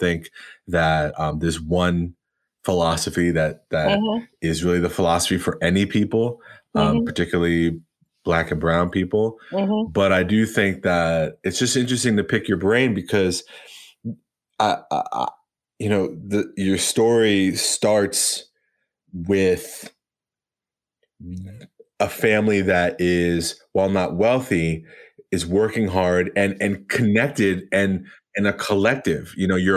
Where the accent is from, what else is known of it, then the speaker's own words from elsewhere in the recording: Long Island, New York, United States; growing up in Long Island, going to all white schools